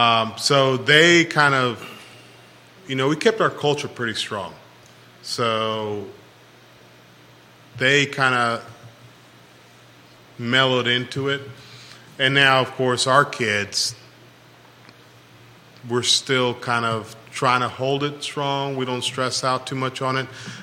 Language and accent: English; California, United States; now in Charlottesville, United States; I grew up in California, and I grew up with them